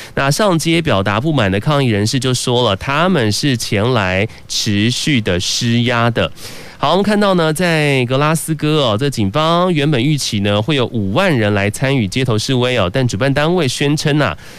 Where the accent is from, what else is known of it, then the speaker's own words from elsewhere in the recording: Taiwan; 身为台湾人